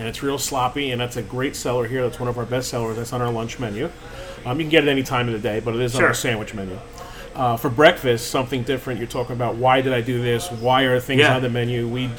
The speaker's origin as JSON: {"language": "English", "region": "New Jersey", "country": "United States", "tie": "born or raised there", "moved": "yes", "said": "where I grew up in New Jersey"}